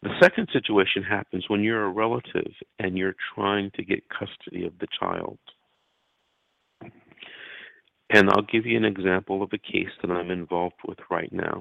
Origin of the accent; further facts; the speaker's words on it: Los Angeles, California, United States; I'm from Los Angeles. I grew up in Los Angeles